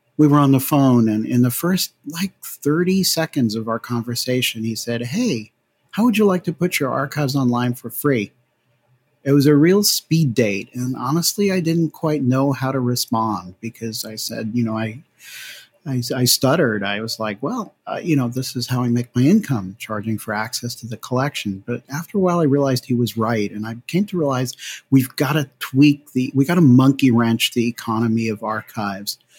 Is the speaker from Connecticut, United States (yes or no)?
yes; New Haven, Connecticut, United States; moved away as an adult; also born or lived in California; I grew up in New Haven, Connecticut